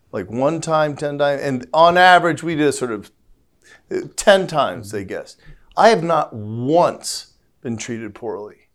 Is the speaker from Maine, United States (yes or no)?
no; St. Louis, Missouri, United States; I'm from Saint Louis, you know, which is, which is the home of Black Lives Matter